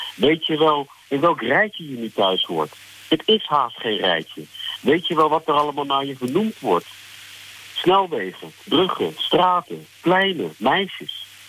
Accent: Netherlands; now in South Africa; ik ben toch ook nog wel Nederlander genoeg

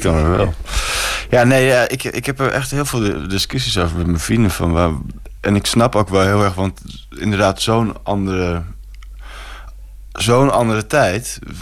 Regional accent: Amsterdam, North Holland, Netherlands; En dat is gewoon hier om de hoek, grachtengordel

